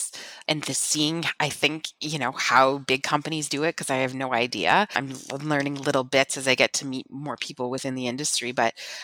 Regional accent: Niagara region, Ontario, Canada; we're from the Niagara region in Canada, which is the largest wine region in our country

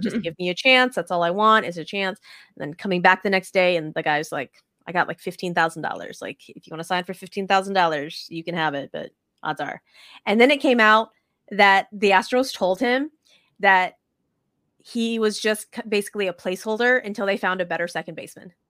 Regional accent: United States; as an American, like, a spoiled American that has running water in our, in our house

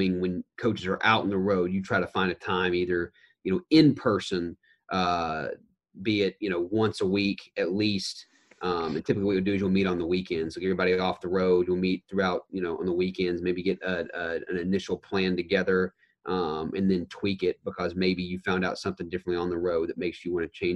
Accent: Knoxville, Tennessee, United States; also born or lived in Auburn; now in Chapel Hill, United States; we're both originally from Knoxville

